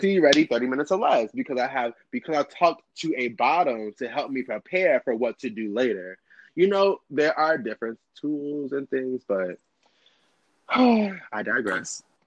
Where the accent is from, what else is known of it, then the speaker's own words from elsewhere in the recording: Chicago, Illinois, United States; also born or lived in Brooklyn, New York / Canarsie, New York; now in DMV area, United States; I am originally from Chicago, born and raised, South Side, low end